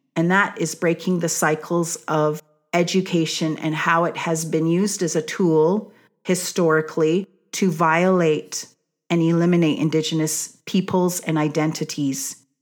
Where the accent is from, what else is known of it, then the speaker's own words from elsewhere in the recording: Kainai, Blackfoot Confederacy, Alberta, Canada; I was raised in Aguana, the blood tribe, which is part of the Blackfoot Confederacy